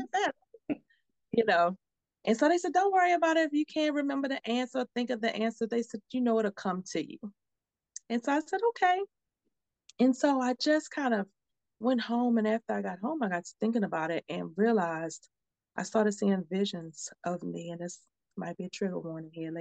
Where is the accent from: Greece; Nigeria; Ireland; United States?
United States; Baltimore, Maryland; moved away as an adult; now in Texas, United States; I'm from Baltimore. And I had moved to Texas with my dad.